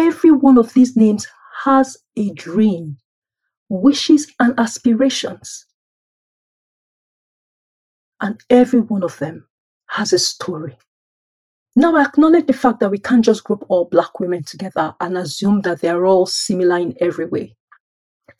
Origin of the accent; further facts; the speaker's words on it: Nigeria; moved away as an adult; now in United Kingdom; I was born and raised in Nigeria by middle-class parents